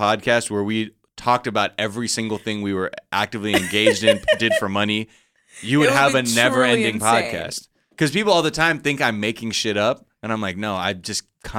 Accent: California, United States; because we're from Southern California

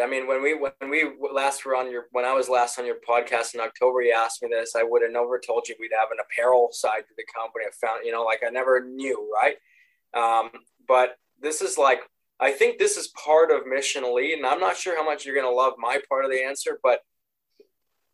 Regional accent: Canada; we grew up a big hockey family. We're Canadian

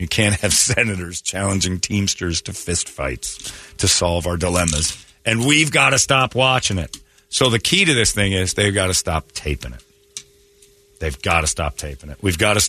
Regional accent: Arizona, United States; I'm from Arizona.

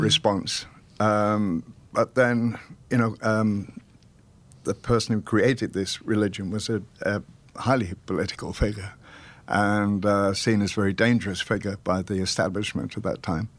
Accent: Welsh, Wales, United Kingdom; We're both Welsh

